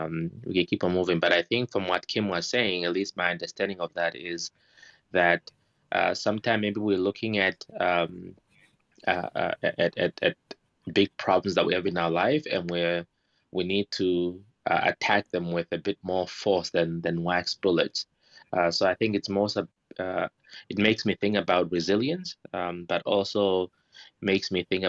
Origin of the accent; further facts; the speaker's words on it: Namibia; I'm from Namibia, and elephants are some of the most magnificent animals.